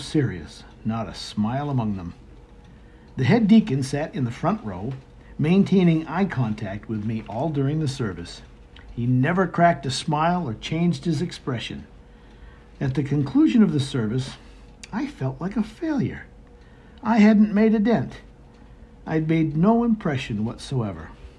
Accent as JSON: {"language": "English", "region": "Maine", "country": "United States", "tie": "born or raised there", "said": "I'm a native of Northern New England, born and raised in Maine."}